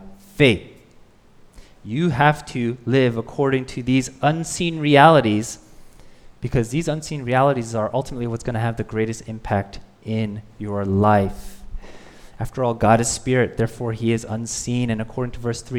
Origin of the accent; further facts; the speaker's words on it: United States; I'm Korean American